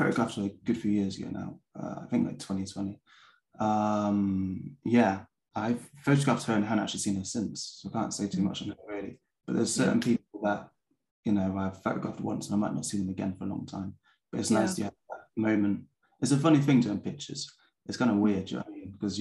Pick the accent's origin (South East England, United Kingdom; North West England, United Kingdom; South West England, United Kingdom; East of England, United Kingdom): South West England, United Kingdom; Bath; moved away as an adult; also born or lived in Peckham, London; now in London, United Kingdom; I grew up in Bath in England